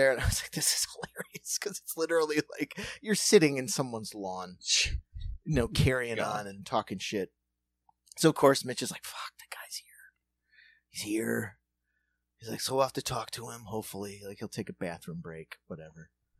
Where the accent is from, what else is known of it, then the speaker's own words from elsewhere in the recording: Cincinnati, Ohio, United States; I'm from Cincinnati. I don't know if you know Cincinnati, but I'm from South Cincinnati. So that's Kentucky.